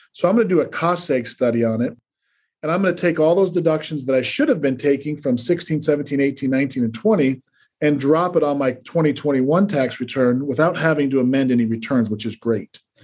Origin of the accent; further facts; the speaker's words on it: Salt Lake City, Utah, United States; moved away as an adult; also born or lived in New York; I grew up in Salt Lake City, Utah.